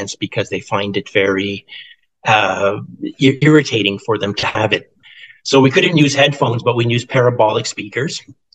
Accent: Canada; Being a Canadian

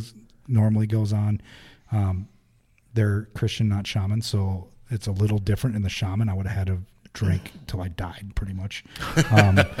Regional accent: United States; I'm American.

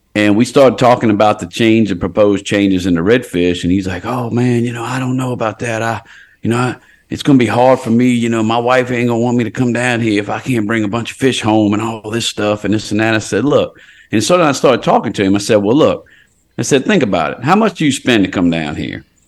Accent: Port Sulphur, Louisiana, United States; I was born in Port Sulphur Hospital

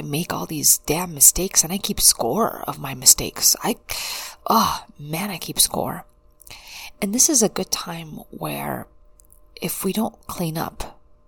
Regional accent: United States; growing up in the United States was a big culture shock for me

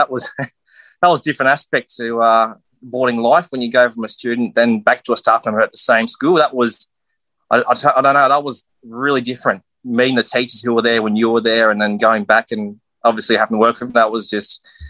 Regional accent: Rockhampton, Queensland, Australia; now in Cooktown, Australia; Yeah, so I grew up in Rockhampton, just outside of, obviously, St. Brendan's College, Yeppoon, where I did my schooling.

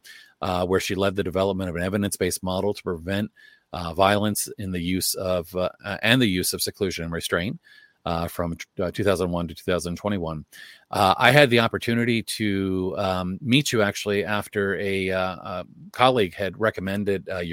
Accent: Maryland, United States; Maryland, you know, my home state

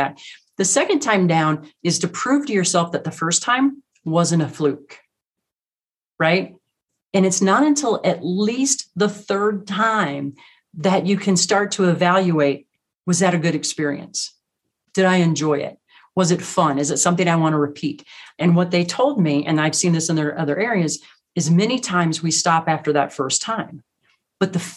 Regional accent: Midwest, United States; now in Rocky Mountains, United States; Growing up in the Midwest, everything's flat.

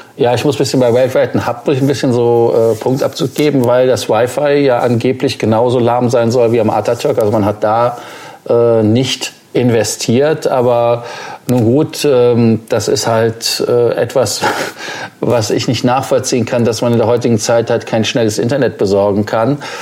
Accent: Germany; als Deutscher

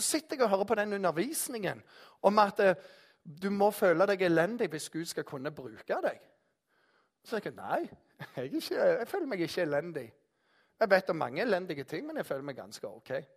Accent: Jæren, Rogaland, Norway; Jeg er jærbu

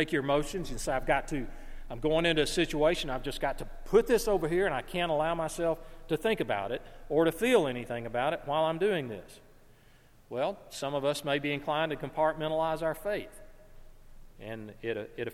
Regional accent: North Alabama, United States; Growing up in North Alabama

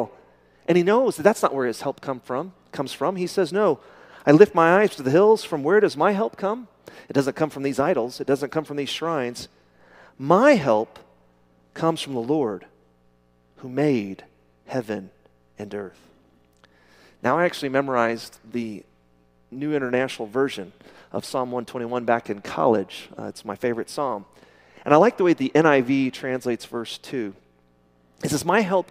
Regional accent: Midland, Texas, United States; I'm from Midland

